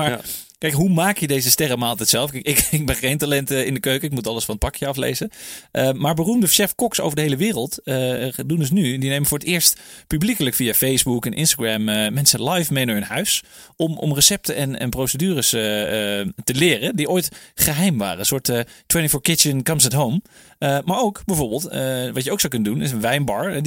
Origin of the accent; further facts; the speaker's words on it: Netherlands; wij als Nederlanders